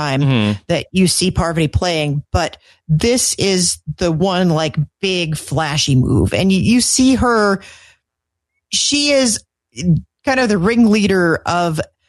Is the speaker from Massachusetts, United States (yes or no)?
no; Montana, United States; I come from Montana